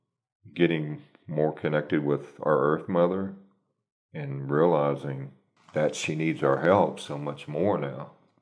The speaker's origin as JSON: {"language": "English", "region": "Texas", "country": "United States", "said": "I came from Texas, so believe me, there's a lot of companies that, you know, it's all about the almighty dollar"}